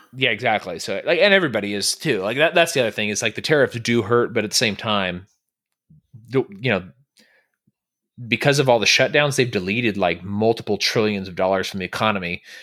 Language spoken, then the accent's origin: English; California, United States; now in Texas, United States; I'm from California